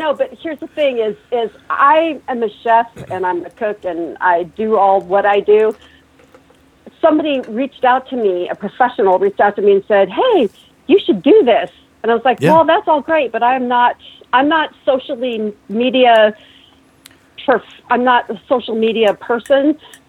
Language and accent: English; Pacific Northwest, United States; Seattle fish have been found, Seattle salmon and Oryx Pacific Northwest. And I came from the Pacific Northwest.